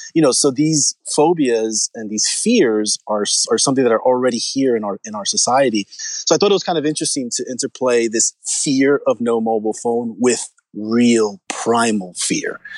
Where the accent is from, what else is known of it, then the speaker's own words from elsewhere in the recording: New York City, New York, United States; I'm from New York. I'm New Rican. I'm from Spanish Harlem